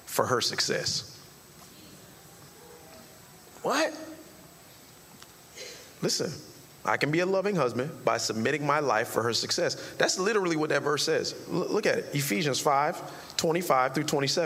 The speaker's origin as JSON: {"language": "English", "area": "Carol City", "region": "Florida", "country": "United States", "said": "I'm from Carroll City"}